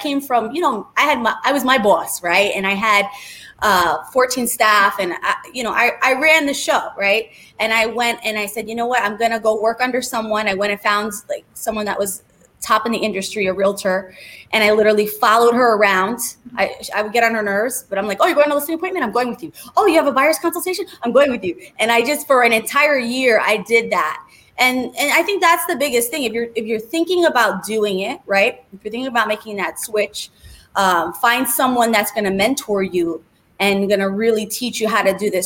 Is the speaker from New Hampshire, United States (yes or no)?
no; New York City, New York, United States; moved away as an adult; also born or lived in New Jersey; now in Boca Raton, United States; I am actually from New York. I grew up in the Bronx. I grew up in the projects